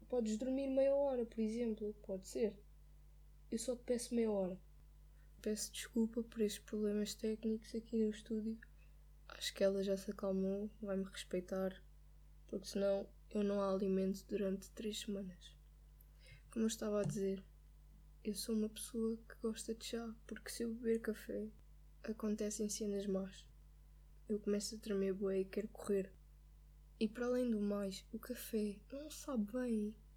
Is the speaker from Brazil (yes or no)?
no; Lisbon, Portugal; eu sou de Lisboa, eu, já, eu conduzo em Lisboa